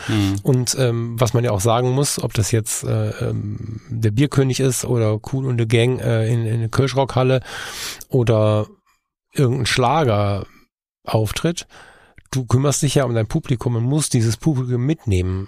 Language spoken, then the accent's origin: German; Ruhr area, North Rhine-Westphalia, Germany; moved away; diesen Teil meiner Heimat